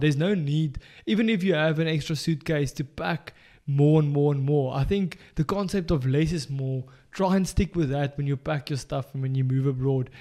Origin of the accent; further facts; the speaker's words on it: South Africa; moved away; as a South African coming abroad